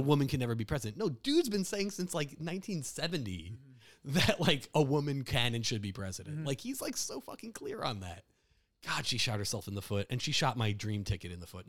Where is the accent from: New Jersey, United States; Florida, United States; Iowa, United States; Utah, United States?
New Jersey, United States; I'm from Jersey, so and like families from Newark